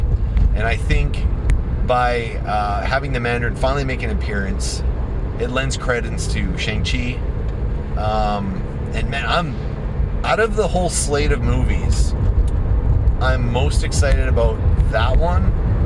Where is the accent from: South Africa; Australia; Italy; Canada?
Canada; As a Canadian